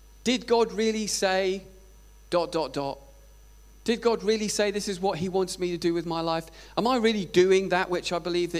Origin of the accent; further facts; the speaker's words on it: Scotland, United Kingdom; I'm from Scotland